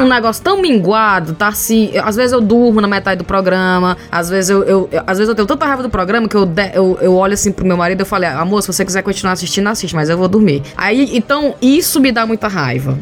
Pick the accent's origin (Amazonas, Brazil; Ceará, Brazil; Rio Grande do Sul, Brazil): Ceará, Brazil; moved away as an adult; now in England, United Kingdom; somos cinco cearenses que saíram do Ceará e foram morar na Inglaterra